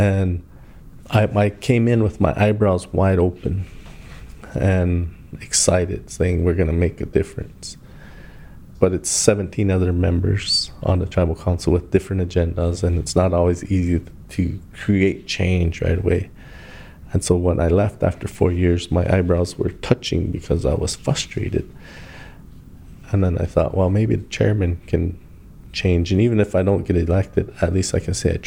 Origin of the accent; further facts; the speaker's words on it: Standing Rock Indian Reservation, North Dakota, United States; I grew up in Indian country. My dad was an educator. My mom was an educator. I was fortunate to have two parents. I lived on the Pine Ridge Indian Reservation. I lived on the Standing Rock Indian Reservation.